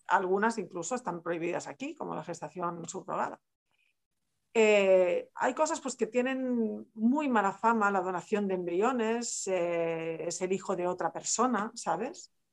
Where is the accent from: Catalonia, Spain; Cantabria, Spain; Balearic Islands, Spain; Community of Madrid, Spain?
Catalonia, Spain; Barcelona; yo soy de Barcelona, soy catalana